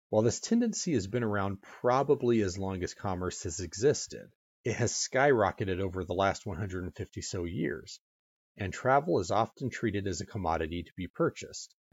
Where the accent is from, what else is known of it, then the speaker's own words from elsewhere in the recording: California, United States; my home state of California